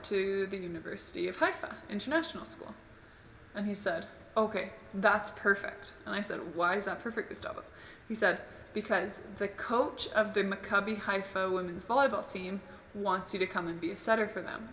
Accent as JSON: {"language": "English", "town": "Calgary", "region": "Alberta", "country": "Canada", "said": "I'm from Calgary, actually. I'm going back there in a week"}